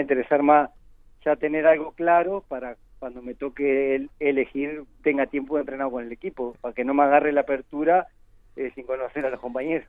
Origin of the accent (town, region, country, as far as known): Uruguay; moved away as an adult; also born or lived in Spain